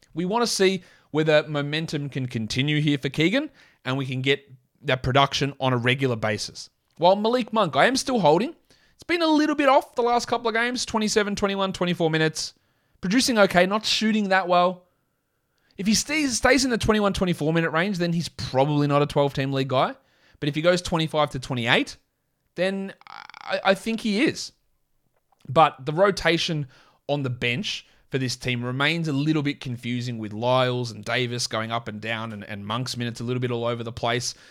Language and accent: English; Australia; accent: Australian; my full Australian accent